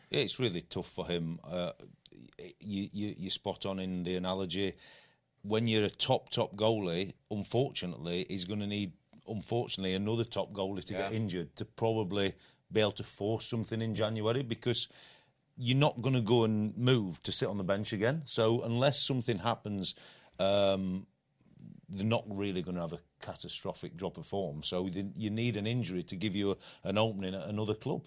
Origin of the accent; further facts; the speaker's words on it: England, United Kingdom; as an Englishman